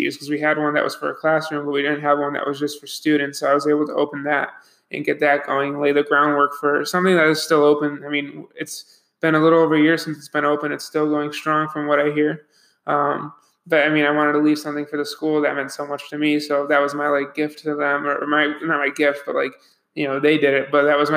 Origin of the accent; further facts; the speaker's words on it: Buffalo, New York, United States; moved away as an adult; I'm from Buffalo, New York